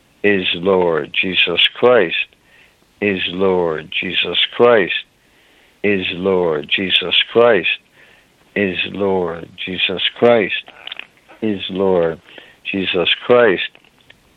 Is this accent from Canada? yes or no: no; Ireland; I'm an Irishman